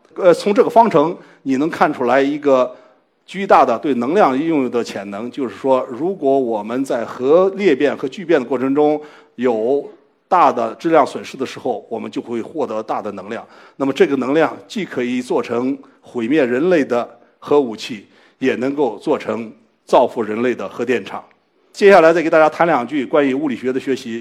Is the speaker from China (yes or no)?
yes; China; 我们中国人用中文